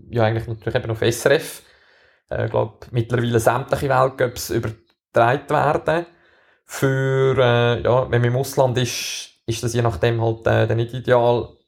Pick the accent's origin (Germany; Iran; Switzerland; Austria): Switzerland; Wir als Schweizer haben natürlich wieder mal das Glück, dass wir äh, so ein richtiges Rennen